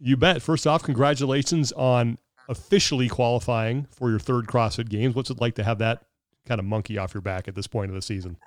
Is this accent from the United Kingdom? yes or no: no; Sacramento, California, United States; I grew up in Sacramento